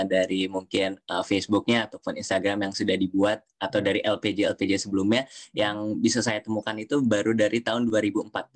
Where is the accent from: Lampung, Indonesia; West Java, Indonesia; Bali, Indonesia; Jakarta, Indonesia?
Jakarta, Indonesia; moved away as an adult; now in Groningen, Netherlands; saya asal dari Jakarta. Eh, Indonesia dan uh, saya kalau mungkin sedikit uh, perjalanan uh, hidup ya atau perjalanan uh, sekolah uh, dulu SD saya di Kupu-Kupu di Jakarta